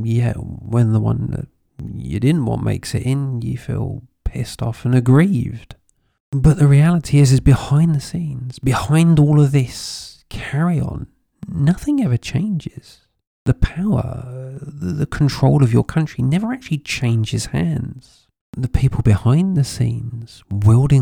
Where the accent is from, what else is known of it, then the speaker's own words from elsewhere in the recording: United Kingdom; now in Spain; I'm British by birth. I live in Spain.